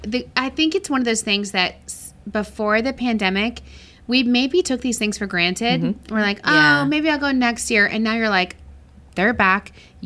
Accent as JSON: {"language": "English", "region": "Texas", "country": "United States", "said": "I was from West Texas, and I was like trying to be …."}